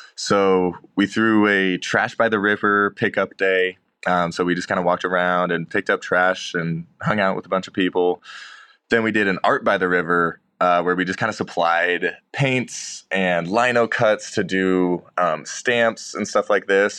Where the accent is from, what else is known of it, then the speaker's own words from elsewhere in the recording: Bay Area of California, United States; now in Boise, United States; I grew up in the Bay Area of California